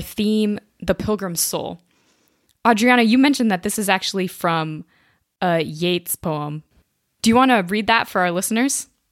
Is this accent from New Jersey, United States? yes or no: no; Indiana, United States; moved away as an adult; now in Cambridge, United Kingdom; I'm originally from Indiana, so I was a townie at Notre Dame